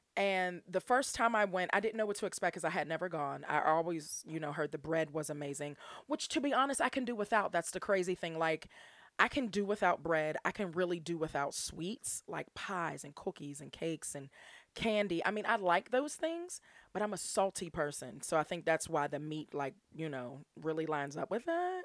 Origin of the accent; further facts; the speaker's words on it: Pittsburgh, Pennsylvania, United States; my hometown um, in, like, right outside the city of Pittsburgh